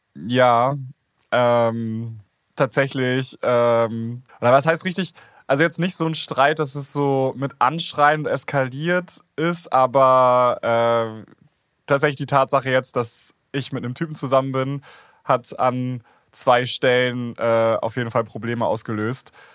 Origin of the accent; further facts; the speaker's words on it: Schleswig-Holstein, Germany; ich bin in Schleswig-Holstein aufgewachsen